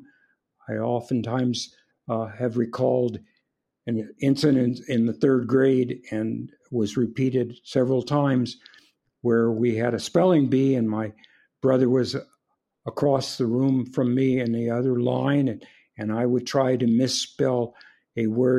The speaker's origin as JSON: {"language": "English", "town": "Compton", "region": "California", "country": "United States", "tie": "born or raised there", "also_born_or_lived": "San Francisco, California", "said": "I was born in San Francisco prior to the Second World War. My father had was a dentist serving with the Civilian Conservation Corps in Montana. And when the war broke out, he came back to San Francisco and got himself a job in Compton, California. And we moved to Southern California"}